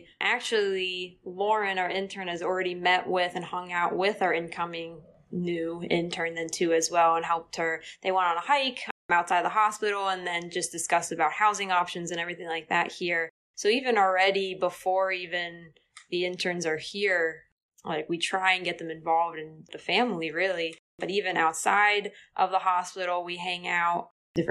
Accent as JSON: {"language": "English", "town": "Hershey", "region": "Pennsylvania", "country": "United States", "tie": "born or raised there", "lives_now": "Danville, United States", "said": "I grew up in Hershey"}